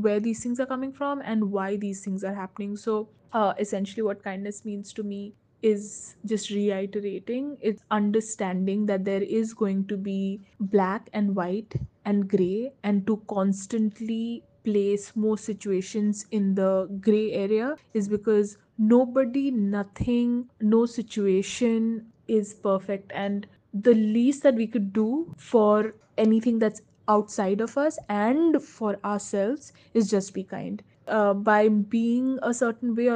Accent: Rourkela, Odisha, India; Growing up in Rourkela

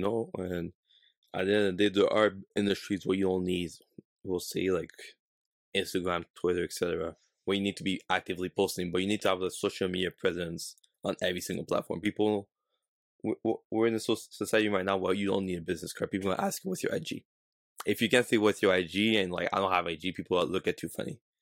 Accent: Canada; we're from Canada, that we're not from, like, a big city like New York, Miami

